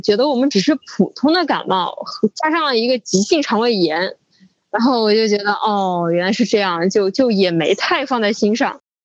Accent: Wuhan, Hubei, China; moved away; also born or lived in Beijing; 今年二十六岁。嗯，我是之前一直在北京这边工作，然后是一月十九号从北京这边坐高铁回武汉

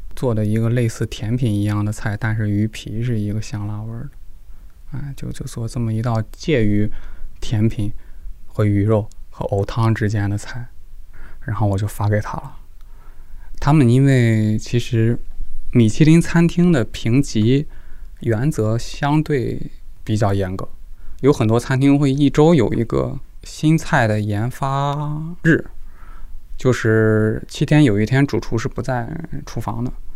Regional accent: Jinan, Shandong, China; 今年二十九岁，现在是美院的研究生。因为我是山东人，山东济南的，但是我们家除了我就没有济南人。我爸是湖北黄石的，我妈是青岛的

